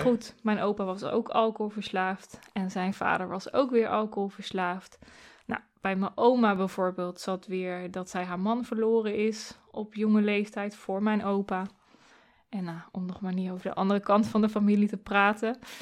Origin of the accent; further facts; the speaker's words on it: Doetinchem, Gelderland, Netherlands; also born or lived in Arnhem; ik ben in Doetinchem geboren